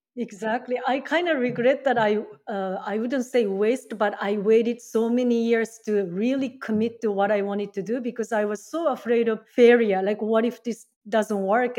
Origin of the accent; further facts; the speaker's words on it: Japan; English is a second language; moved away as an adult; also born or lived in Seattle, United States / Mexico; now in Canada; I'm originally from Japan.